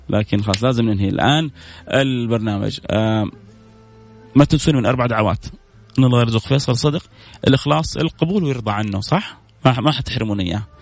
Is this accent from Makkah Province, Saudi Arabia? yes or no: yes; Jeddah, Makkah Province, Saudi Arabia; من جده